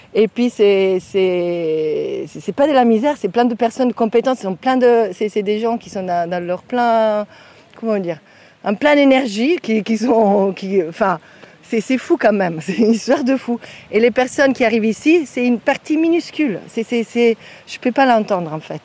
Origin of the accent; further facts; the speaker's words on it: Italy; French is a second language; now in France; je viens d'Italie, hein, c'est pas loin